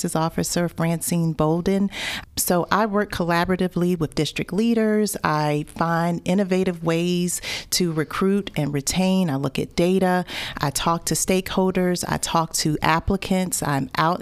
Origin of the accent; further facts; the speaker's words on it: Newport News, Virginia, United States; I went to school at Warwick High School in Newport News. I'm from the Tidewater area.